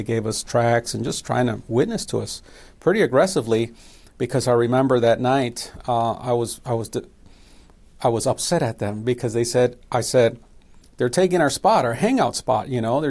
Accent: Chicago, Illinois, United States; My mother comes from Mexico, and my father was from Costa Rica. And they met in Chicago, and I was born and raised in Chicago.

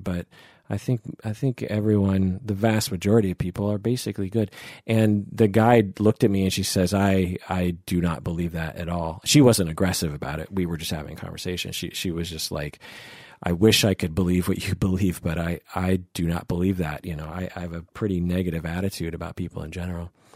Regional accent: outside Seattle, Washington, United States; I grew up twenty-five minutes out of Seattle

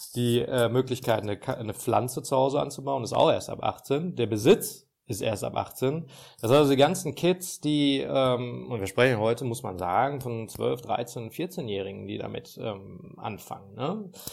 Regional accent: Ruhr area, North Rhine-Westphalia, Germany; ich komme aus dem Ruhrgebiet, da feiern wir Karneval

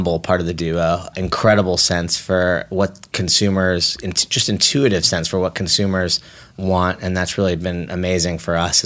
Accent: Bay Area, California, United States; I grew up in the Bay Area, actually

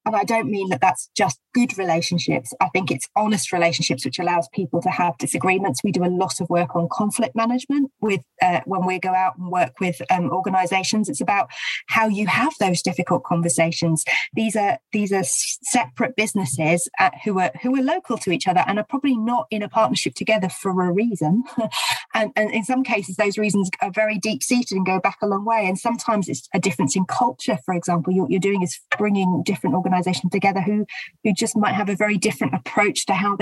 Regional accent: St Albans, East of England, United Kingdom; In my hometown, that was certainly true in St Albans

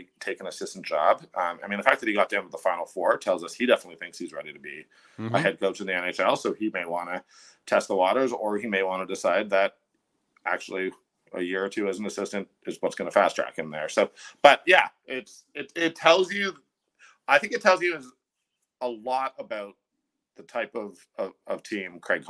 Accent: Toronto, Ontario, Canada; now in Calgary, Canada; I'm from Toronto.

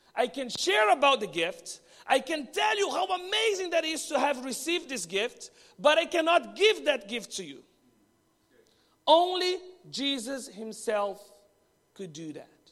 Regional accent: Brazil; moved away as an adult; now in Bahrain; from Brazil, and I'm married to Danny, also from Brazil

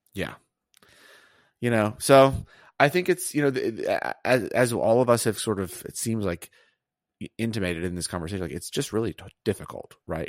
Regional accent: Auburn, Alabama, United States; I grew up in Auburn, Alabama

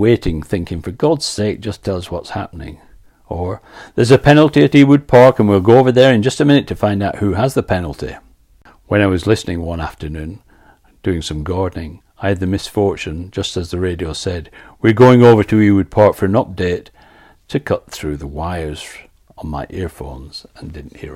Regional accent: Blackburn, North West England, United Kingdom; now in Canada; I've spent most of my life away from Blackburn, I'm still a kid at heart following my hometown team

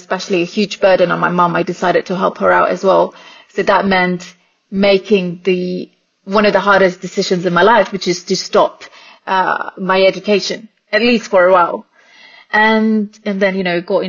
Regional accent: Singapore; born and raised in Singapore.

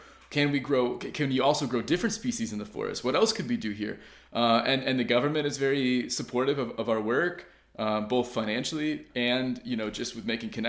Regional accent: United States; moved away as an adult; also born or lived in Southern Oregon; now in Finland; I'm actually an American guy. I've only been in Finland now for 5.5 years

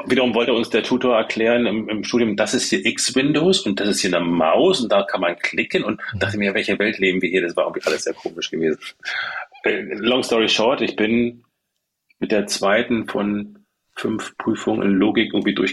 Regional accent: Germany; Ich bin in der DDR groß geworden {S0} mhm. {S1} und da war es ja nicht so mit Rechnern.

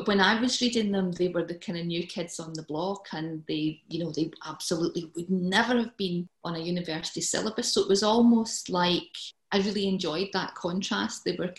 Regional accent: Muirhead, Scotland, United Kingdom; also born or lived in Cumbernauld; we moved from Cumbernauld to Muirhead.

